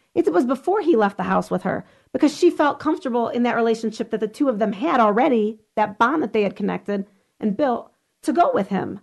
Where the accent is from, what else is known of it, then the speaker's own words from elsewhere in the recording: Lorain, Ohio, United States; I grew up in Lorraine.